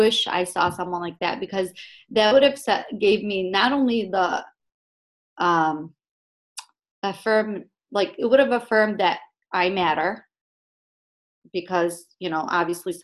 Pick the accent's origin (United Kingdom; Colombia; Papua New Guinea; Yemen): Yemen; moved away; I happen to be from Yemen